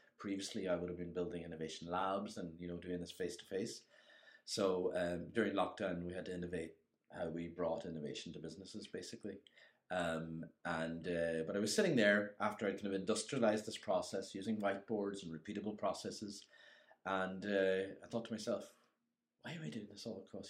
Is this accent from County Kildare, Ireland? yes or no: no; Inishowen, County Donegal, Ireland; moved away; I'm originally from Inishowen, but I've been gone most of my life.